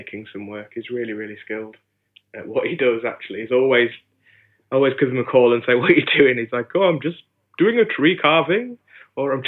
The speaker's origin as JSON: {"language": "English", "town": "Hebden Bridge", "region": "Yorkshire and the Humber", "country": "United Kingdom", "tie": "born or raised there", "said": "I grew up in West Yorkshire in a lovely small town called Hebden Bridge."}